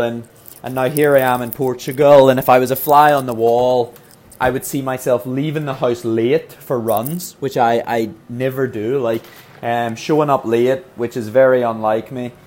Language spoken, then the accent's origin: English; Ireland; being Irish